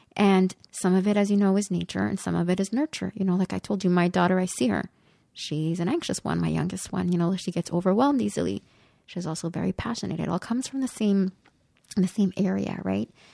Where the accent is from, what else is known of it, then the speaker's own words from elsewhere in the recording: Côte-des-Neiges, Quebec, Canada; I grew up in Kotinesh, and we lived when my brother and sister came to live with us, we were four children in one bedroom, and we lived in a five and a half